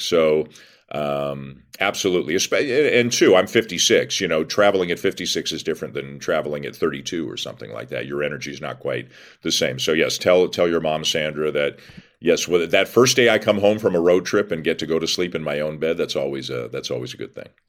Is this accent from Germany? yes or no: no; Toronto, Ontario, Canada; I'm born and raised in Toronto, have lived there my whole life, other than I went to Western